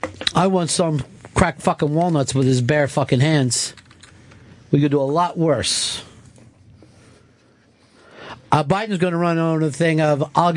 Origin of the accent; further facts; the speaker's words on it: Iowa, United States; since I was born and raised in Iowa and have never gotten out, I will keep smoking weed.